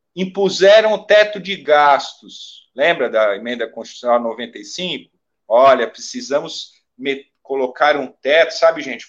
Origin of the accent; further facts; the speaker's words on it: Brazil; enquanto brasileiros